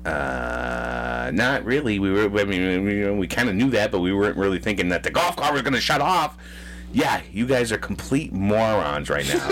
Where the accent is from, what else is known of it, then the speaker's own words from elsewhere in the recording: Massachusetts, United States; We're from Massachusetts